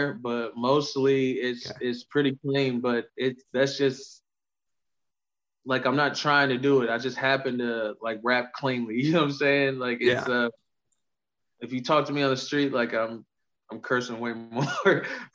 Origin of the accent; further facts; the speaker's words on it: Indiana, United States; being from Indiana